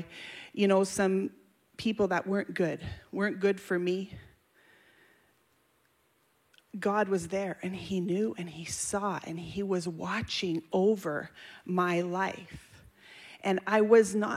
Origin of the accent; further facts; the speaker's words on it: Hay River, Northwest Territories, Canada; I was born and I grew up in the Canadian North, far north. My parents were missionaries, Ken and Sarah Gates. And my dad ran a hospital and a mission in a place called Hay River, Northwest Territories